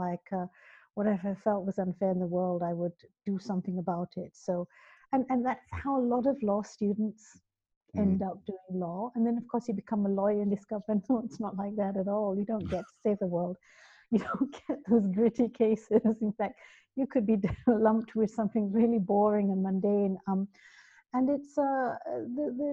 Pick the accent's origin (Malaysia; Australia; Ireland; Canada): Malaysia; Kuala Lumpur, Federal Territory of Kuala Lumpur; moved away as an adult; also born or lived in London, United Kingdom; now in United Kingdom; So I grew up in the UK, and then when I was about seven, moved over to Kuala Lumpur and lived. Went to school there, lived most of my life there, worked there.